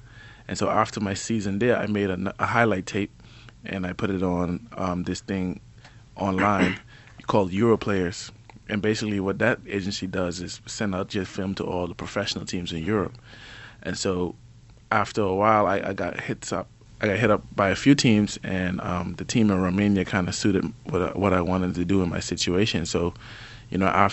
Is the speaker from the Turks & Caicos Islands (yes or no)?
yes; Cockburn Town, Turks & Caicos Islands; moved away as an adult; North Creek boy, grew up all my life in Grand Turk, went to HJ